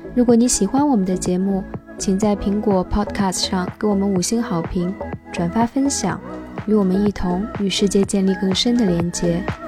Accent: China; moved away as an adult; also born or lived in United States; now in Australia; 我已经对我中国人的身份，我自己都已经有了一个认识了

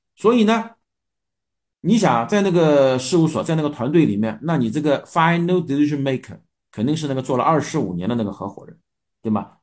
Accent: China; 我们中国人

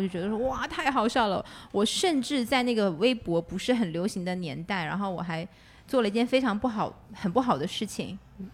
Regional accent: Northeast China, China; now in Xiamen, China; 我是东北人

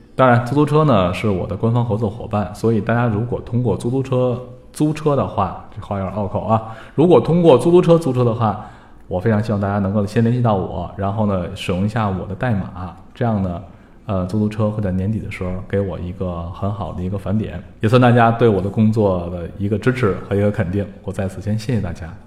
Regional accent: China; 我们中国人

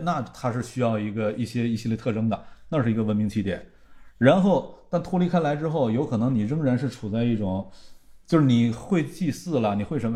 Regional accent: western Liaoning, China; moved away; 在今天咱们老家，辽西

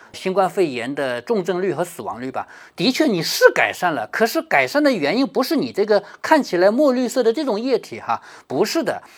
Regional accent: China; 我们中国人

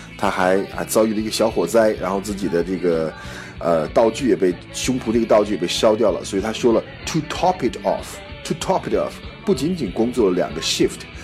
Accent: China; 我们中国人叫百家饭

